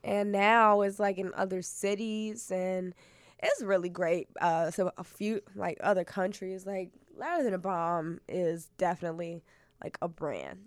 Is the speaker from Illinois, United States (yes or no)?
yes; Chicago, Illinois, United States; I'm a poet from Chicago, yeah. from the South Side, like South South Side